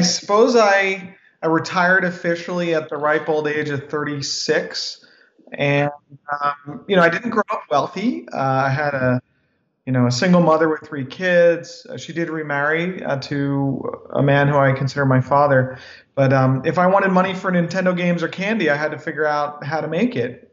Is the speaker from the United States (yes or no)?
yes; United States; I was born in America